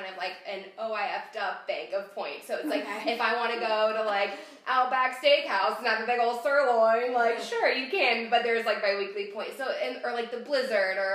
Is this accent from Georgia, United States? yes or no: no; Cincinnati, Ohio, United States; I grew up in Cincinnati